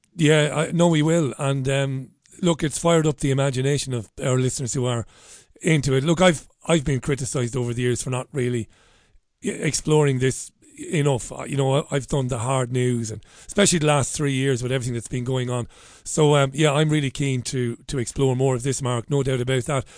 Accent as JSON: {"language": "English", "country": "Ireland", "said": "being an Irishman"}